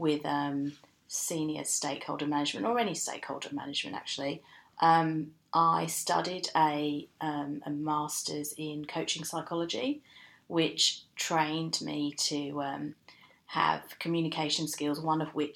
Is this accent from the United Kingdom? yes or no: yes; United Kingdom; moved away as an adult; also born or lived in Newcastle upon Tyne, England; now in Australia; I was born in London, just outside London, and then I went to school in just outside London